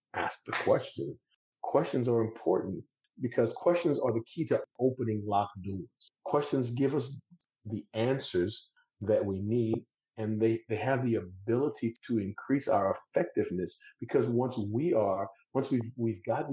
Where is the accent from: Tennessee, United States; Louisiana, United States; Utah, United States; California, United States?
Louisiana, United States; South; I'm from South Louisiana